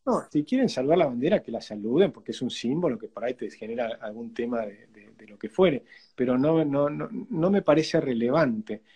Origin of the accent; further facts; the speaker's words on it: Argentina; somos argentinos